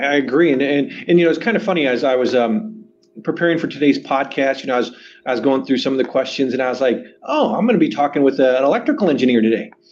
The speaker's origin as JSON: {"language": "English", "region": "Southern California", "country": "United States", "tie": "born or raised there", "said": "I grew up in Southern California"}